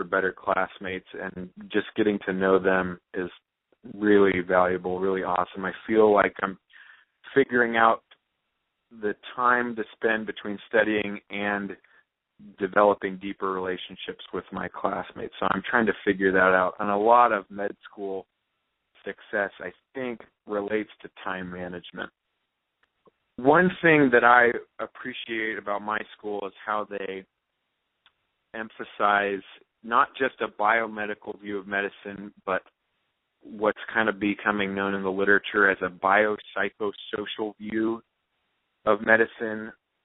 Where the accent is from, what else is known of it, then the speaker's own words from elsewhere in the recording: South Orange County, California, United States; I grew up in South Orange County, California